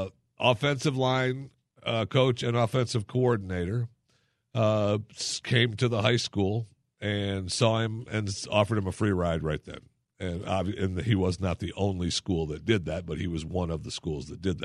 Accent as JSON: {"language": "English", "region": "Michigan", "country": "United States", "tie": "born or raised there", "said": "And secondly, I grew up in Michigan, as a child, forced to listen to the University of Michigan, be a fan."}